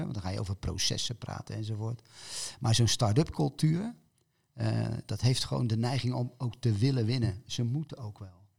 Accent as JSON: {"language": "Dutch", "town": "Rotterdam", "region": "South Holland", "country": "Netherlands", "moved": "yes", "said": "ons als Rotterdammers"}